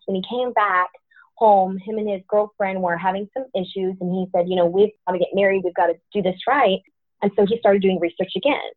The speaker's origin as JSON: {"language": "English", "town": "Tallahassee", "region": "Florida", "country": "United States", "tie": "born or raised there", "moved": "as an adult", "lives_now": "Terre Haute, United States", "said": "I'm a Tallahassee lassie."}